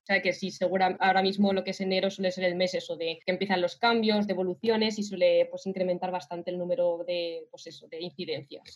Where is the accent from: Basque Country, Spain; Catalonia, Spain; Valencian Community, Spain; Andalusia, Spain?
Valencian Community, Spain; Alicante; moved away as an adult; now in Eindhoven, Netherlands; soy de Alicante. Lo que pasa que actualmente pues estoy viviendo en Eindhoven